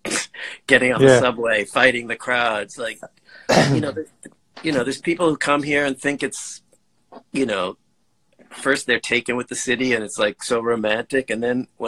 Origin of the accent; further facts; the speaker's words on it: New York City, New York, United States; when I grew up in Brooklyn when I was like, till I was about 9 years old